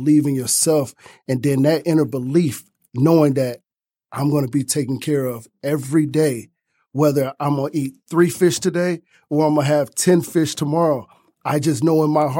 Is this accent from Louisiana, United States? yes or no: no; Detroit, Michigan, United States; Growing up on East Side Detroit